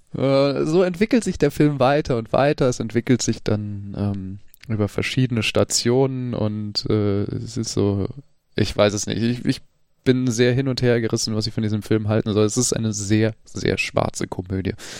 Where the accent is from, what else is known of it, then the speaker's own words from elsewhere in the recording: United States; ich bin halt Amerikaner.